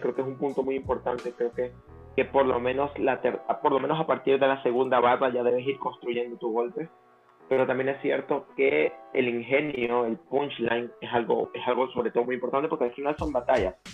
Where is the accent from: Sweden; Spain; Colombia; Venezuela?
Venezuela; now in El Salvador; soy venezolano, pero a nivel de freestyle prácticamente me he criado en la escena salvadoreña